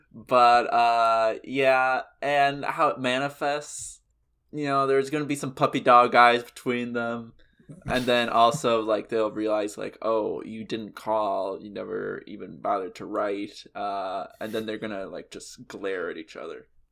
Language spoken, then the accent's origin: English; the South, United States; As a Southerner myself